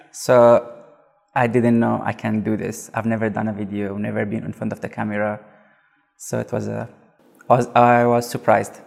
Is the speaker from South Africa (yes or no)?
yes; South Africa; I'm from South Africa